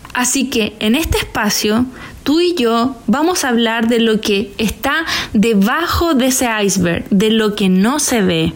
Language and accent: Spanish; Chile; moved away as an adult; also born or lived in China / Hong Kong; a mi vuelta a Chile en el año 2020